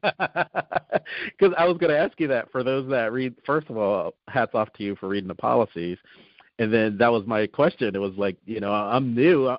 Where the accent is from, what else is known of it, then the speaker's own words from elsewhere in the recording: New Jersey, United States; moved away; I'm originally from New Jersey, so uh-huh. um, and I tried it down here. I said, well, I'm from South Jersey